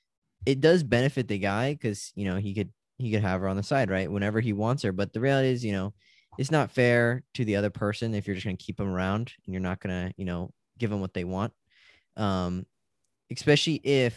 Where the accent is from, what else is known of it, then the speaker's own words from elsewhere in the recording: California, United States; I'm from California